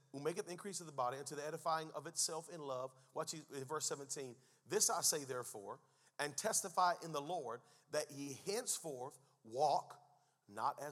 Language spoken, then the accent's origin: English; United States; Before I am an American, before I am a Native American